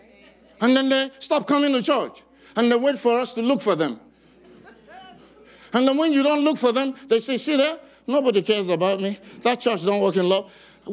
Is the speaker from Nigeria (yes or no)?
yes; Nigeria; I'm from Nigeria